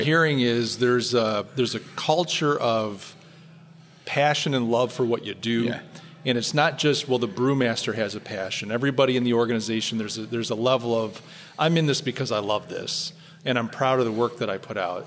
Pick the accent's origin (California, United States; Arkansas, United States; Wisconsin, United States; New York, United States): New York, United States; as a New Yorker